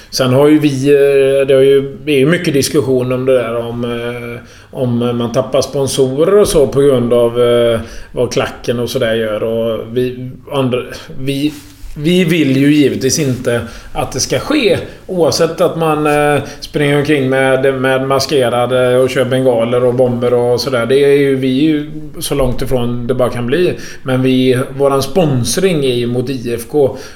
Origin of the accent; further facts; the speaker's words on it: Gothenburg, Västra Götaland, Sweden; Och så kommer jag upp då som göteborgare och ska diskutera med kommunstyrelsen